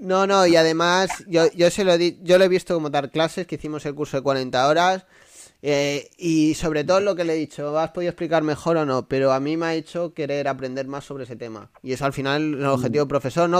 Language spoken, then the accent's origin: Spanish; a village near Badajoz, Extremadura, Spain; moved away; mi pueblo está al lado de Badajoz, a 20 minutos